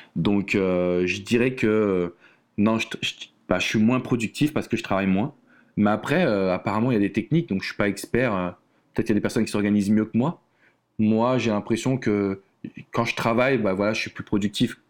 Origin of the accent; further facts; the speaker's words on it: France; accent: French; moved away as an adult; now in United States; il faut que les gens ils acceptent mon accent français